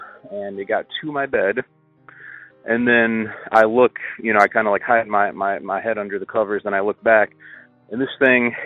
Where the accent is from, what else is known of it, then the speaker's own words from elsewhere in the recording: Appalachia, United States; growing up in the Appalachian region